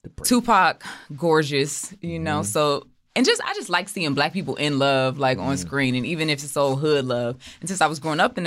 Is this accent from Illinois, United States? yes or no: yes; Chicago, Illinois, United States; I'm from Chicago.